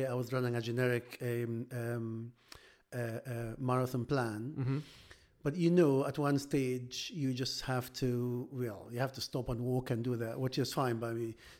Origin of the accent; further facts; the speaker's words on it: Egypt; English is a second language; now in United Kingdom; So I came from Egypt. I came to Britain in 2000s, so good 22 years now, and you can imagine to find a work to do at the doctor, the cultural difference, the language differences, all this you have to go through.